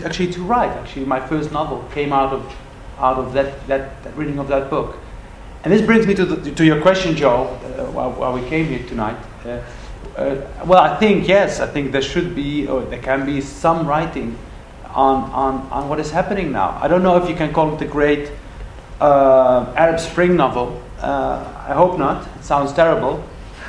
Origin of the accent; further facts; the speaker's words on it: Netherlands; I grew up in the Netherlands